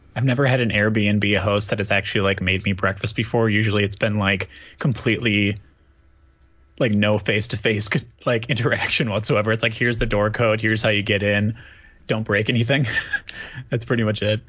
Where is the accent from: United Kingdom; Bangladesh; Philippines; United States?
United States; Waupun, Wisconsin; now in Milwaukee, United States; born and raised in Wisconsin. I live in Milwaukee currently